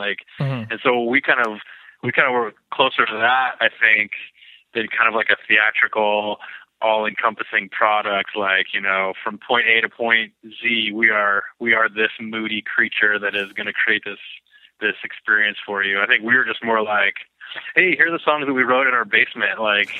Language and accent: English; Lakewood, Washington, United States; I was born in Lakewood, which is like south of Tacoma.